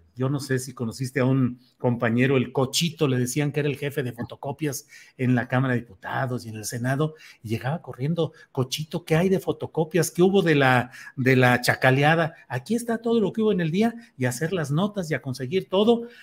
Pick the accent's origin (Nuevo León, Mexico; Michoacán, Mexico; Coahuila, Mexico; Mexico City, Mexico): Coahuila, Mexico; Torreón; yo nací en Torreón, ahí crecí